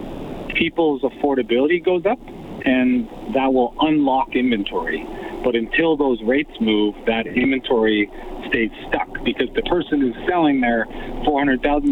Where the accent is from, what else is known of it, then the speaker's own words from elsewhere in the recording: West Coast, Canada; also born or lived in Toronto; now in Edmonton, Canada; I grew up on the West Coast